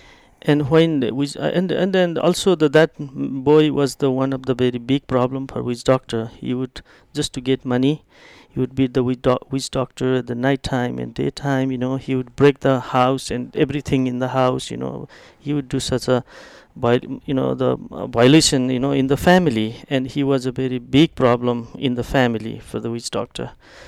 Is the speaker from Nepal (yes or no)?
yes; East Nepal, Nepal; English is a second language; I did it from Kathmandu to my hometown in East Nepal.